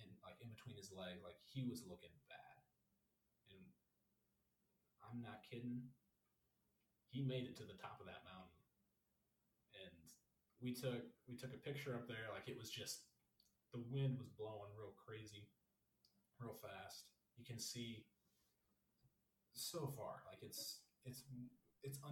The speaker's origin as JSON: {"language": "English", "region": "Missouri", "country": "United States", "said": "we're from Missouri"}